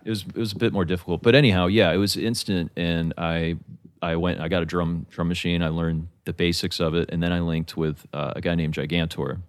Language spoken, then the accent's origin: English; Atlanta, Georgia, United States; moved away; also born or lived in Rome, Italy / Alabama; I grew up in Atlanta